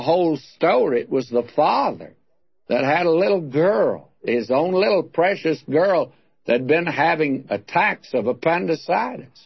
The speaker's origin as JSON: {"language": "English", "region": "Texas", "country": "United States", "accent": "Texas accent", "said": "some of us Texans thought. We thought it was going to be the Texas accent"}